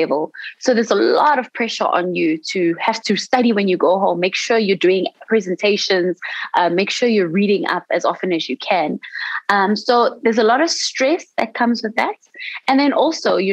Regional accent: South Africa; in South Africa, as a South African resident, we have our fees that are subsidized by the government

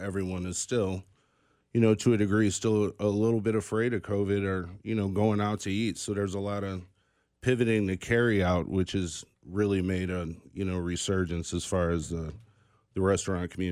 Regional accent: St. Louis, Missouri, United States; now in Kansas City, United States; I am actually from St. Louis. So I grew up in St. Louis

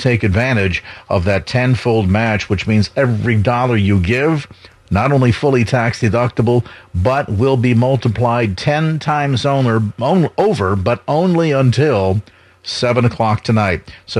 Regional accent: South San Francisco, California, United States; born or raised there

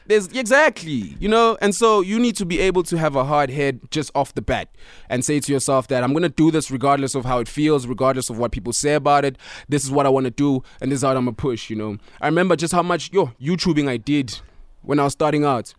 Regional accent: Pretoria, Gauteng, South Africa; I am from Pretoria

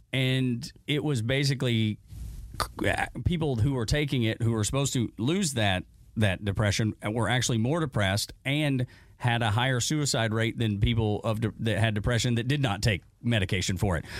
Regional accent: Dalton, Georgia, United States; accent: Appalachian; I grew up in Dalton, which is an, eh, is an industry town, but it is at the foothills of the Appalachians

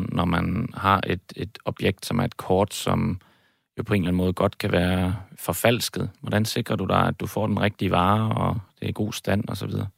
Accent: Aalborg, North Denmark Region, Denmark; moved away as an adult; also born or lived in Copenhagen; now in Cyprus; Jeg er født og opvokset i Aalborg, øh, også boet i København en, en, en årrække

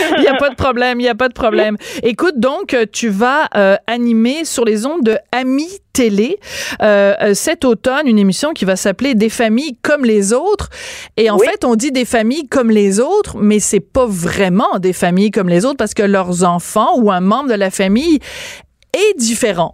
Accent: Quebec, Canada; chez nous, à Québécois

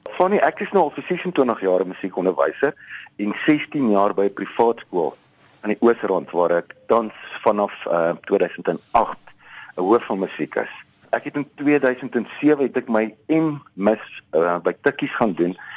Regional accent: Wolmaransstad, North West, South Africa; now in Johannesburg, South Africa; ek is op Wommerandstad gebore in die Destydse Wes-Transvaal en ek het op 'n plaas groot geword

